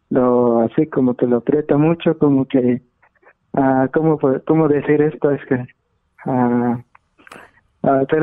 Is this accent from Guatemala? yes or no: yes; Guatemala; Soy de Guatemala.